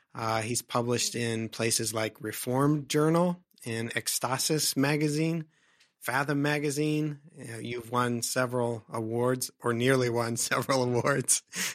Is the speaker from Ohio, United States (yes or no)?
yes; Ohio, United States; now in Chicago, United States; I grew up in Northeastern Ohio, kind of in a similar situation in a town, which wasn't really even a town.